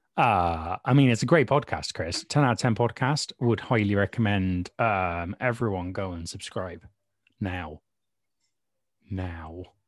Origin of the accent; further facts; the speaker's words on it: United Kingdom; accent: British; I am, as you probably can tell from my accent, um, uh, British